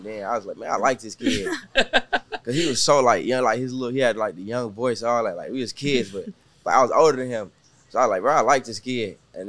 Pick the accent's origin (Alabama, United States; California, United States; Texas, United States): Texas, United States; Galveston County; now in Houston, United States; I ain't moved, like, to Houston until, like, 2019. But I'm from, like, Galveston County. Yeah. So I grew up there my whole life.